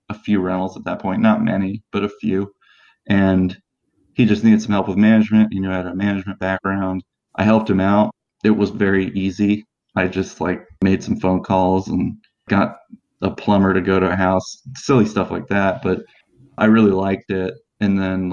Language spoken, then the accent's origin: English; Maryland area, United States; moved away as an adult; now in Indianapolis, United States; We're from the Maryland area